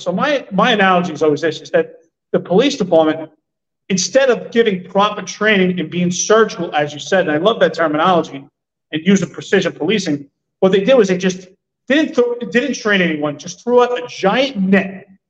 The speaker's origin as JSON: {"language": "English", "town": "New York City", "region": "New York", "country": "United States", "tie": "born or raised there", "said": "I grew up in Stapleton."}